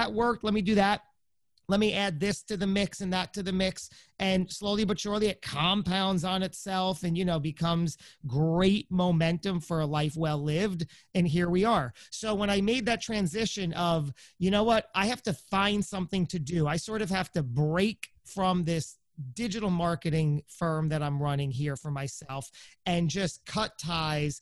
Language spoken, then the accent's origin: English; New Jersey, United States; I'm some guy from Jersey